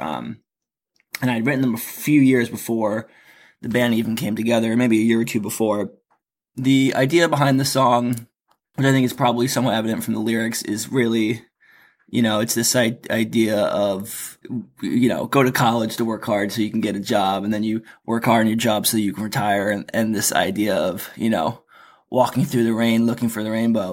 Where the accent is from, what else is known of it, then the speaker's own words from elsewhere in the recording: East Coast, United States; moved away; also born or lived in Florida; I'm from the East Coast.